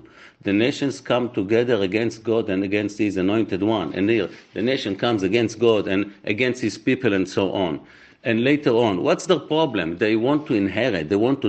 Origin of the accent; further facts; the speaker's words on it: Israel; I was born in Israel. I served in the military.